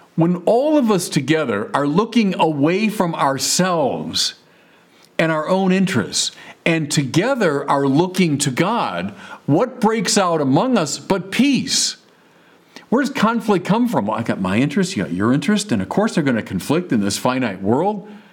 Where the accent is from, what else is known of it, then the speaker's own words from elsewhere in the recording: Chicago, Illinois, United States; moved away as an adult; now in Santa Barbara, United States; I'm from Chicago where everything is, is flat